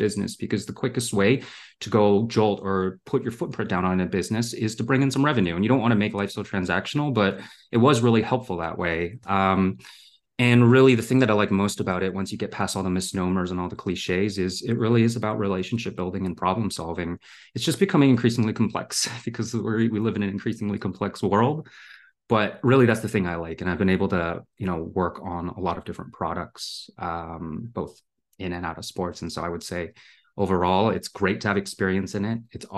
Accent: Canada; also born or lived in Hong Kong / Singapore / Germany; I was born in Hong Kong and I grew up in Singapore, Germany, and eventually Canada.

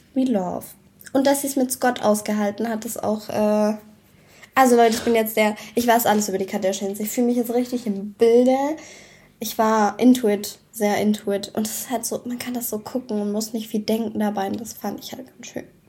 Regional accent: Swabia, Germany; Außerdem bin ich doch Schwabe

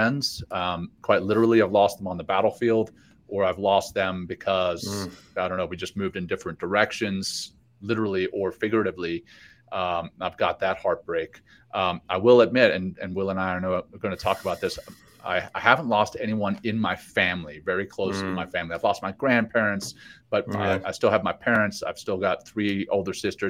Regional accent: Louisiana, United States; moved away; my hometown in Louisiana

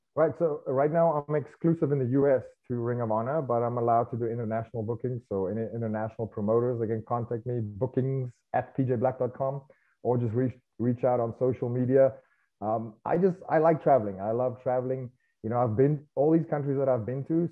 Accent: South Africa; moved away as an adult; now in United States; growing up in South Africa

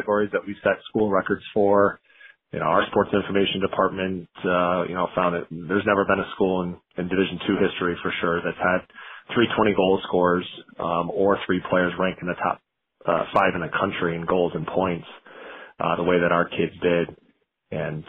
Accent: East Lansing, Michigan, United States; now in Grand Rapids, United States; we're from East Lansing. My wife and I both, born and raised there.

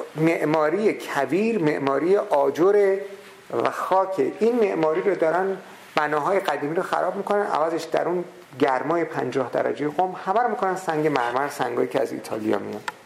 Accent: Qom, Qom Province, Iran; در قوم شهری که من به دنیا آمدم و بزرگ شدم

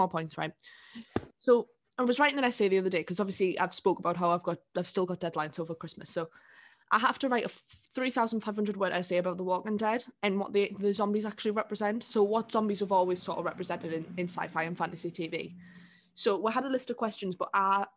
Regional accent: South Shields, North East England, United Kingdom; now in Sunderland, United Kingdom; I'm from here. So I don't know, well, I'm from Shields.

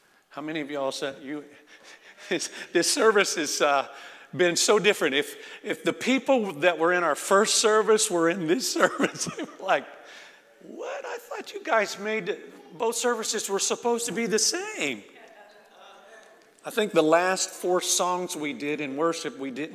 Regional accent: Florida, United States; moved away; I'm from Florida

